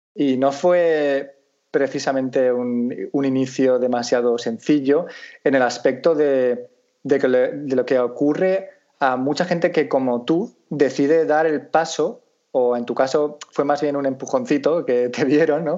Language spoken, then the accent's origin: Spanish; Valencian Community, Spain